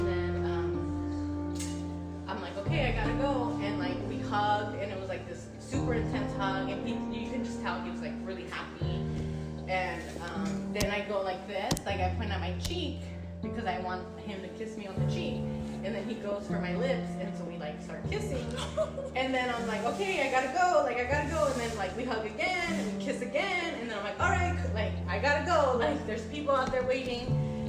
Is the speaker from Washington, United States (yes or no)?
no; Oxnard, California, United States